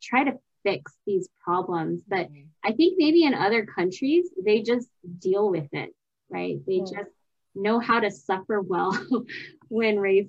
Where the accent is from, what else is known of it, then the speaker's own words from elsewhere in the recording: United States; as American moms